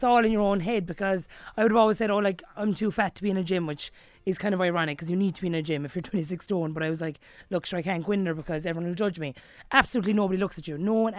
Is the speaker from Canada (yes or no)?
no; Kilbehenny, Munster, Ireland; I'm from Kilbenny, a small village in County Limerick.